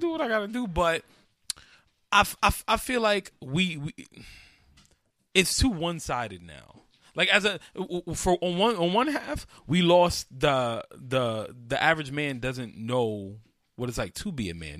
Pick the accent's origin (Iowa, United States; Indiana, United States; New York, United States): New York, United States; New York City; I grew up in Carver Projects, 104th and Madison, east side of Harlem